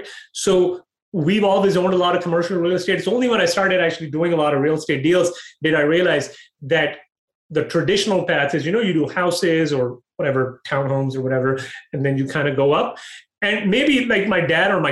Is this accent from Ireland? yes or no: no; Pakistan; also born or lived in Dubai, United Arab Emirates / Toronto, Canada / Calgary, Canada; now in United States; I was born in Dubai. I grew up in Pakistan